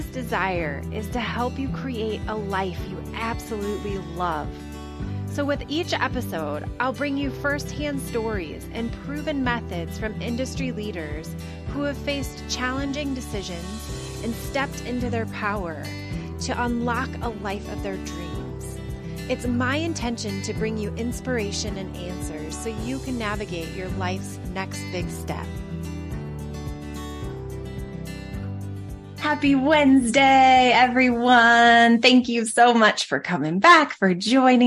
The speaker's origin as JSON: {"language": "English", "region": "Michigan", "country": "United States", "tie": "born or raised there", "also_born_or_lived": "Colorado", "said": "I grew up in Colorado, or grew up in Michigan, and our winters were cold"}